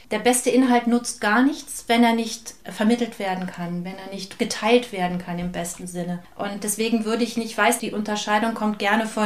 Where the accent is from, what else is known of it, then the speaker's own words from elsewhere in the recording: Rhineland, Germany; Ich bin gebürtige Rheinländerin, wie meine Mutter sagen würde, mit oberschlesischen Wurzeln.